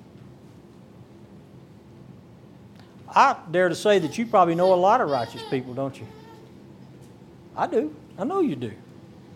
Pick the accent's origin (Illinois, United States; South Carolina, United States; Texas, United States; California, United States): Texas, United States; Texas Gulf Coast, United States; I'm from the Texas Gulf Coast